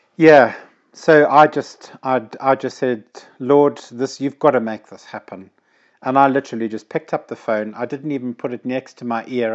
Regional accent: Zimbabwe; moved away as an adult; now in United Kingdom; growing up in Zimbabwe, we were not allowed to have fireworks

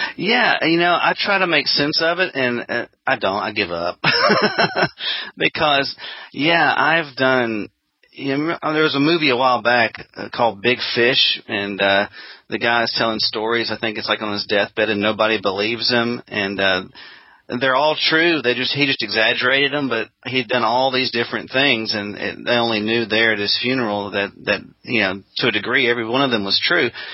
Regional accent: Jackson, Mississippi, United States; also born or lived in Auburn, Alabama; my hometown of Jackson, Mississippi

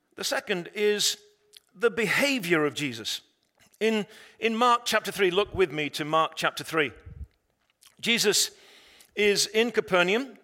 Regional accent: England, United Kingdom; I'm an Englishman.

